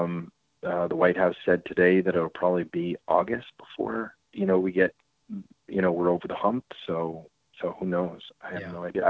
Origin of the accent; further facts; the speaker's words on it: Montreal, Quebec, Canada; moved away; also born or lived in North Carolina; I'm from Montreal in Canada